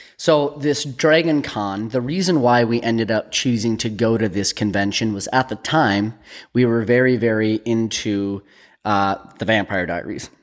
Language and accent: English; United States; We're from Minnesota, North Dakota